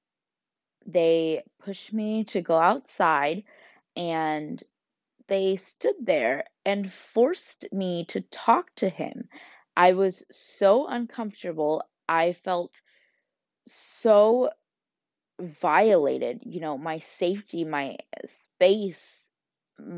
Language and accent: English; United States; growing up in America